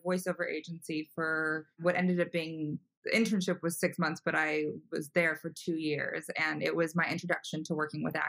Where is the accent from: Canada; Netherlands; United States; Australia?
United States; Los Angeles, California; I'm from California, from Los Angeles originally